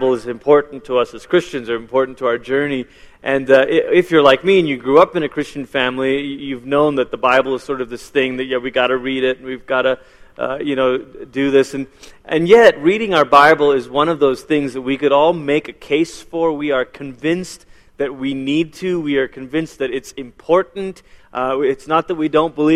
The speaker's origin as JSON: {"language": "English", "country": "Malaysia", "tie": "born or raised there", "first_language": "English", "moved": "yes", "lives_now": "United States", "said": "I was born in Malaysia"}